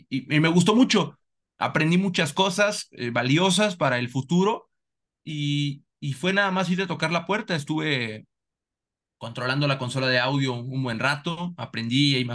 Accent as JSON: {"language": "Spanish", "town": "Salamanca", "region": "Guanajuato", "country": "Mexico", "said": "Sí, mira, y soy de Salamanca."}